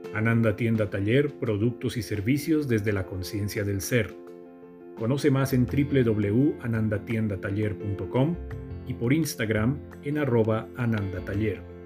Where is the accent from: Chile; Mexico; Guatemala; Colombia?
Colombia; como colombianos